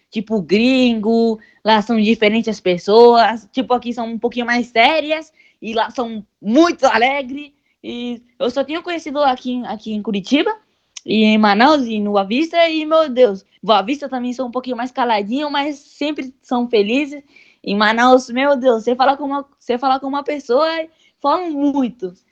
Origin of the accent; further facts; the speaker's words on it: Venezuela; Já estou planejando ir para outros estados também, para minha terra, Venezuela.